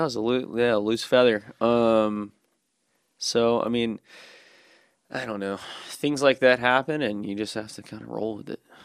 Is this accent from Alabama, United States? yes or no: yes; Birmingham, Alabama, United States; also born or lived in Dothan, Alabama; growing up in Birmingham without a skate park for so long